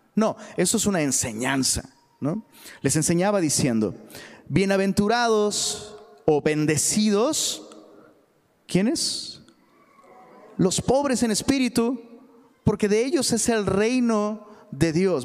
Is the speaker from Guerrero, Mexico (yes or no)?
yes; Taxco, Guerrero, Mexico; moved away; allá en, Tasco, de donde soy originario